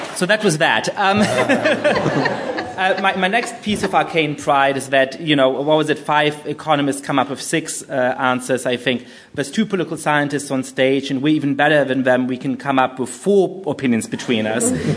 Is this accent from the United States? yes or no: no; Germany; moved away as an adult; also born or lived in United Kingdom; I grew up in Germany